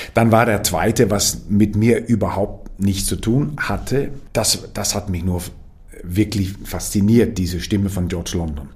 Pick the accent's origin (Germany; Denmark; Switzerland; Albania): Denmark; moved away as an adult; now in Vienna, Austria; man fühlt sich äh, als Däne eigentlich sehr äh, dänisch hier